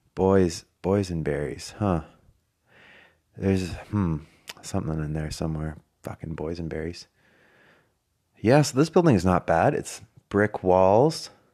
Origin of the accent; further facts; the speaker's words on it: Canada; moved away as an adult; now in Australia; I'm from Canada, and we have real winters